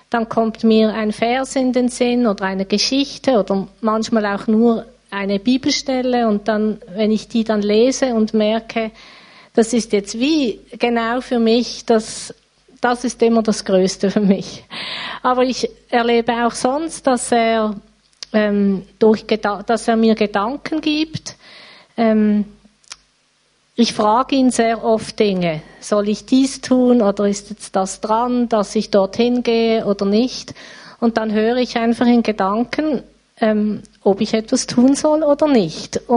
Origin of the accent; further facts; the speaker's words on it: Riehen, Basel-Stadt, Switzerland; now in Basel, Switzerland; Ich wohne in Basel. Aufgewachsen bin ich in Riechen.